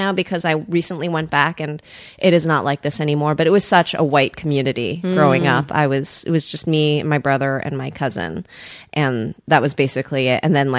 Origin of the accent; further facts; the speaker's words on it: Cresskill, New Jersey, United States; also born or lived in Queens, New York; I grew up in New Jersey. I was born in New York, in Queens. And then my parents had the choice between Creskill, New Jersey, or a loft in Soho